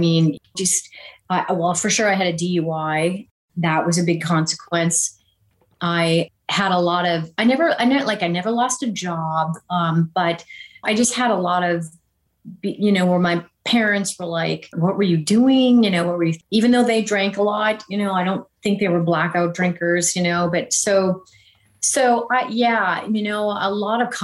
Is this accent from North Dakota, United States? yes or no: yes; Jamestown, North Dakota, United States; also born or lived in Breckenridge, Minnesota / Wahpeton, North Dakota; I really grew up in Jamestown, North Dakota.